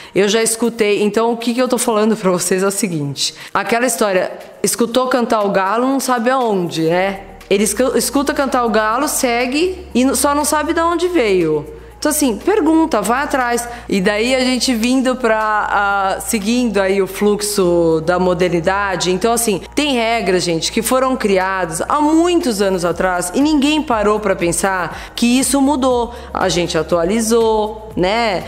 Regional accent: Brazil; Ainda bem que eu nasci no Brasil

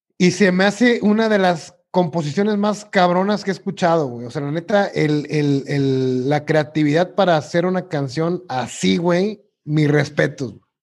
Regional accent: Mexico; uno como mexicano

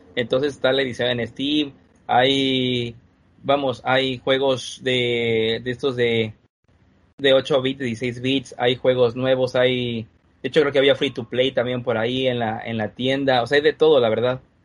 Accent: Mexico; Todos somos mexicanos

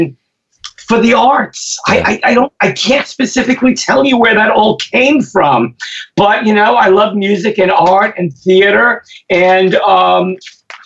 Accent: New York City, New York, United States; coming from Brooklyn

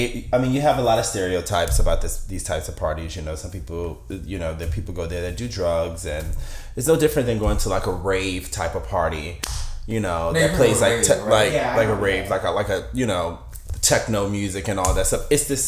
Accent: New Jersey, United States; I grew up in Jersey, so like house music was really big in my family.

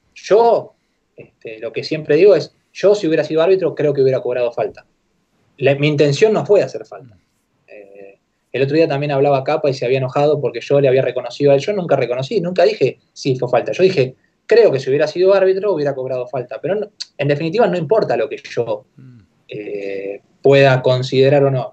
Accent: Argentina; moved away as an adult; also born or lived in Japan / United Arab Emirates; en Argentina acá

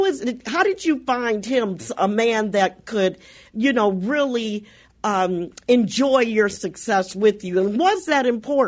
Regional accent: Chicago, Illinois, United States; also born or lived in Atlanta, Georgia; I'm from Chicago

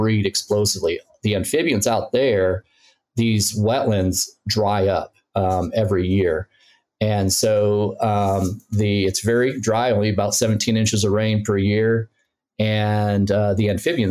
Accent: Michigan, United States; moved away as an adult; also born or lived in Mississippi / Puerto Rico / Texas; now in Tennessee, United States; Prior to UT, I grew up in Michigan

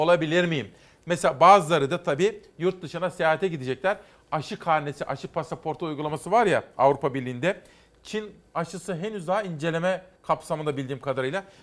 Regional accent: Simav, Kütahya, Turkey; Sonra Gediz'de ben Simavlıyım. Gediz bizim dibimiz.

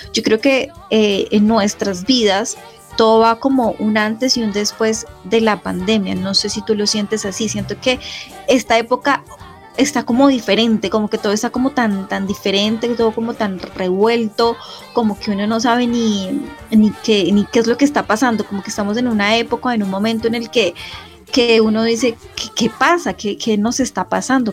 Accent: Colombia; como colombianos

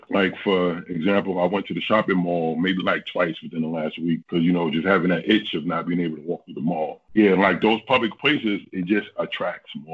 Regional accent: New York City, New York, United States; moved away as an adult; now in Washington State, United States; I'm actually originally from the East Coast. I'm from Brooklyn, New York, and I just moved out here

